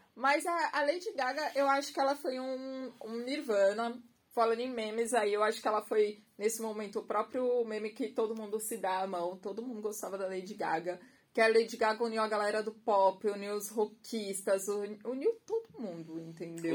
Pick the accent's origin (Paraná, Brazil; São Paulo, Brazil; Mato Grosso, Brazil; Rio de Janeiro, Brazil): São Paulo, Brazil; Santos; also born or lived in Guarujá; nasci, sou, né, naturalizada em Santos, Baixada Santista.